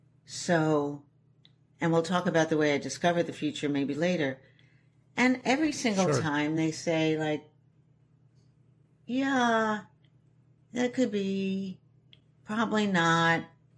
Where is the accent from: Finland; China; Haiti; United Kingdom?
China; Shanghai; also born or lived in New York City, United States; I come from a very, kind of rough background, the East Village. I'm sixth generation New Yorker. I was brought up in Shanghai because my father was head of the CID in Shanghai, which is like the CIA.